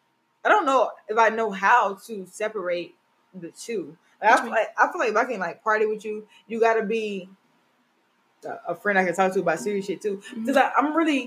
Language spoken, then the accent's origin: English; Mississippi, United States; moved away; my hometown. Shout out Mississippi.